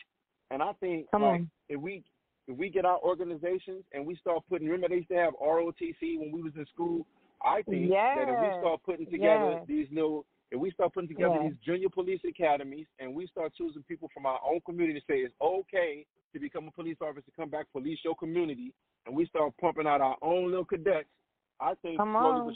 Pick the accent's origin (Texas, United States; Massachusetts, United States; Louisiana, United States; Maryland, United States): Louisiana, United States; New Orleans; I grew up in New Orleans.